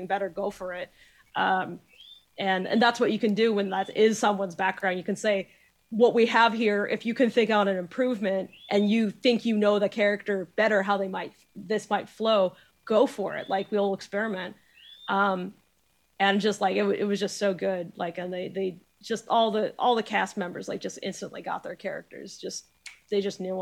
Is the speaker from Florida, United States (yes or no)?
no; New Hampshire, United States; I'm from New Hampshire, but like my mother's from down there